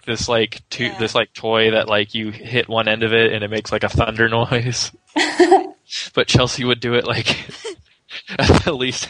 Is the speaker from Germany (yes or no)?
no; Argentina; accent: Argentine; my snobby Argentine accent